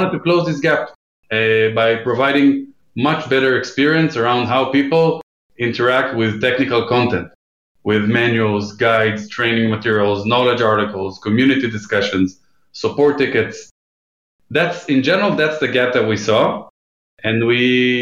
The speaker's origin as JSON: {"language": "English", "country": "Israel", "tie": "born or raised there", "moved": "as an adult", "lives_now": "New York, United States", "said": "I'm based in New York right now. I grew up in Israel."}